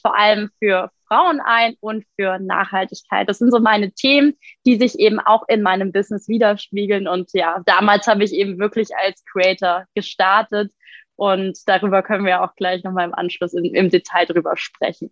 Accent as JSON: {"language": "German", "town": "Frankfurt", "region": "Hesse", "country": "Germany", "said": "Ich komme ja hier aus Frankfurt."}